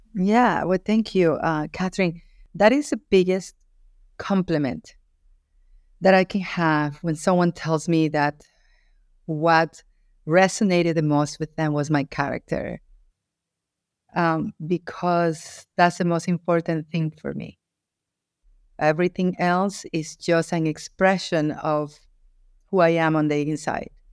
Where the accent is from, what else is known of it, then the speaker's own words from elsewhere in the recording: Guayaquil, Guayas, Ecuador; I was born in Guayaquil, Ecuador, in South America